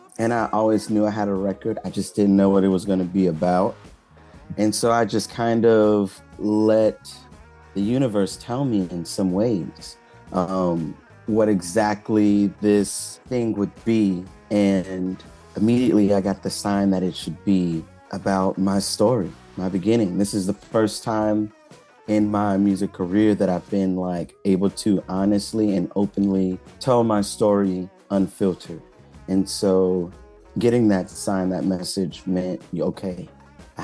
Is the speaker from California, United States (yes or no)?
no; Hillaryville, Louisiana, United States; moved away as an adult; also born or lived in Indiana; I'm from Louisiana, a very small town called Hillaryville.